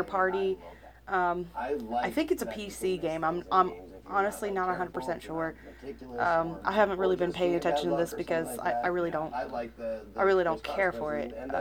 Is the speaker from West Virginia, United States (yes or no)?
yes; West Virginia, United States; our home state.